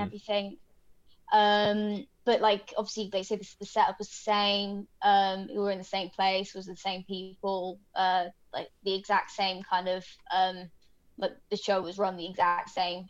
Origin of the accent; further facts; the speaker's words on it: United Kingdom; now in Sacramento, United States; I'm British.